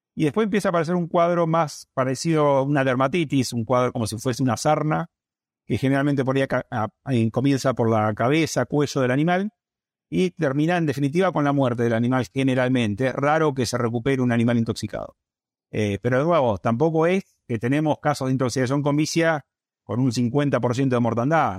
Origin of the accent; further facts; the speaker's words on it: Argentina; acá en Argentina, como es de riesgo, la zona nuestra es de riesgo geográfico bajo